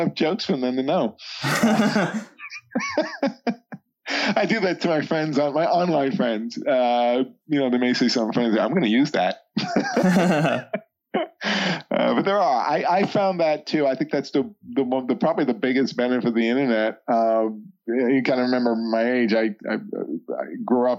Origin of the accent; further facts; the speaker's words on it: New York City, New York, United States; I grew up in the New York City